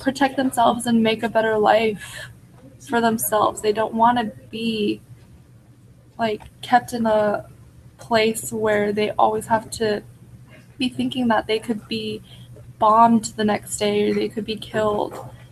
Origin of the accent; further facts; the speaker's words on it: United States; as Americans